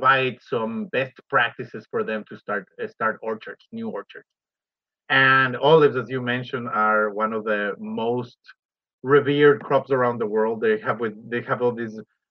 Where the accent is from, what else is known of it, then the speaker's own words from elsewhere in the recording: Ecuador; moved away as an adult; now in Oregon, United States; I'm originally from Ecuador, and over there I work with avocado and other crops.